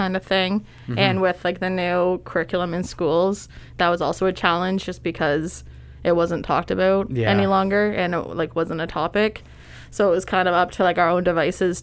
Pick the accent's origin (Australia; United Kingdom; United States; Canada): Canada; Owen Sound, Ontario; also born or lived in Waterloo; we decided to move back to Grey Bruce because Spencer's from Chesley and I'm from Owen Sound